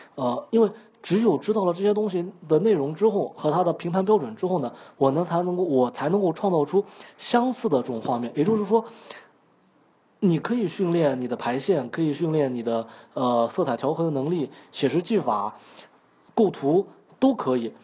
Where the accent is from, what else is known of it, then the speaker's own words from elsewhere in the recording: China; now in Italy; 借助我们中国人